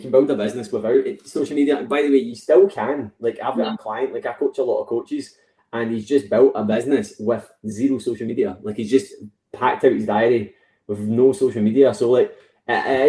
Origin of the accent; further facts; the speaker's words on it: West Coast of Scotland, United Kingdom; I'm from West Coast of Scotland